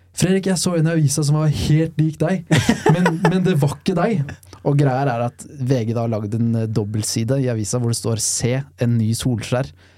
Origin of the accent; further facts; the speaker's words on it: Lørenskog, Akershus, Norway; Da er jeg ti år gammel. Og jeg mener og erindrer at jeg sitter rundt frokostbordet hjemme i Lørenskog